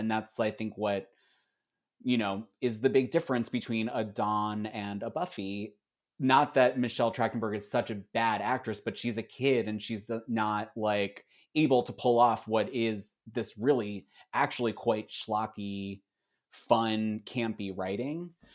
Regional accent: Philadelphia, Pennsylvania, United States; I'm from Philly

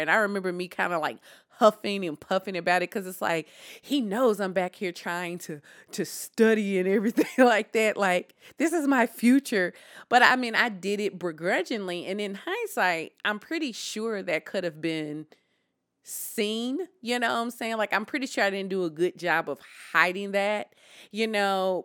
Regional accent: Deep South, United States; I am from the Deep South.

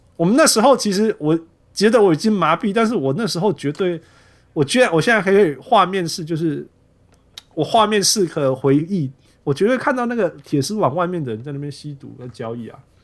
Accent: New York City, New York, United States; 我小时候在纽约就是这样子

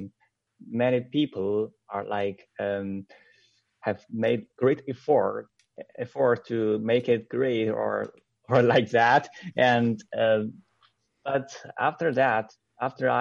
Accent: China; I am a son of a communist official in my hometown

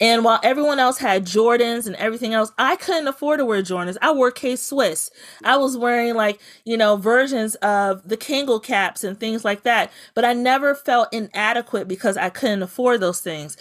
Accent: Bladensburg, Maryland, United States; I grew up in Prince George's County in Bladensburg

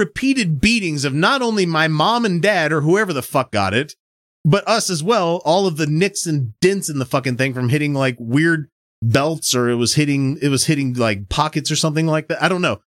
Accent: Mississippi, United States; Capital punishment was still a thing in Mississippi when I was going to school there

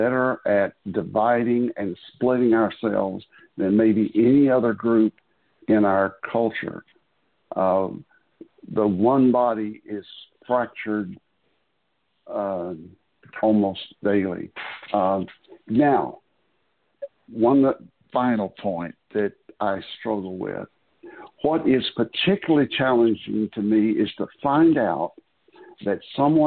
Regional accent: the South, United States; I was born and raised in the South

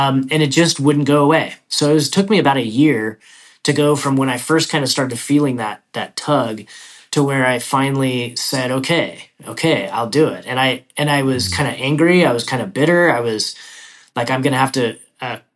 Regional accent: Idaho, United States; moved away as an adult; I was born and raised in Idaho, and that's where I started investing

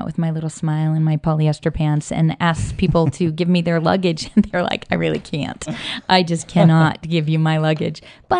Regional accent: Washington, United States; moved away as an adult; now in Las Vegas, United States; Washington State.

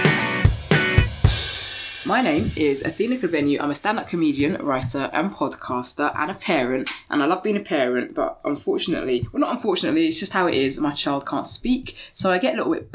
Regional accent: Barnet, London, United Kingdom; I was brought up in Barnet

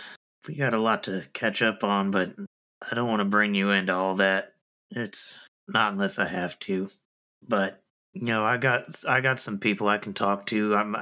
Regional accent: the South, United States; I say aunt because I'm from the South and we say aunt.

